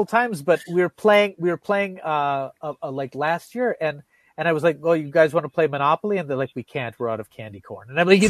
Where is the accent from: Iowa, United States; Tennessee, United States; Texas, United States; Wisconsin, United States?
Wisconsin, United States; We're from Wisconsin, so maybe even